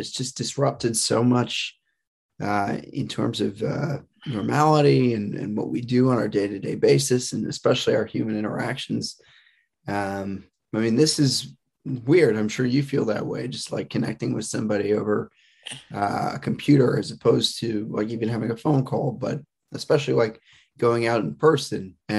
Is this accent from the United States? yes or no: yes; New Jersey, United States; I grew up here in Bergen County in Oredo.